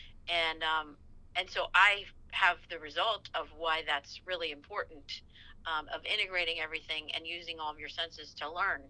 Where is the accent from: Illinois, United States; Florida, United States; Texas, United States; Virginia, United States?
Virginia, United States; Growing up in Virginia